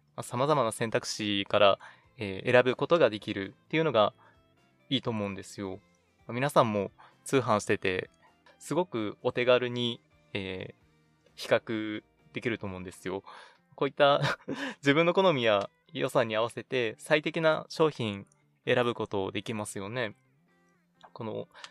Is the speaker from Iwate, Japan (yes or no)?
no; Nagano, Japan; moved away; 長野県地元に帰ってまいりまして